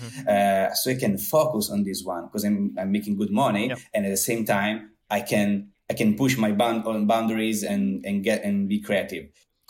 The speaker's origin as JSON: {"language": "English", "country": "Italy", "tie": "born or raised there", "second_language": "English", "moved": "as an adult", "lives_now": "Los Angeles, United States", "said": "they appreciate that I'm Italian. So I have expertise in my home country and in whole Europe"}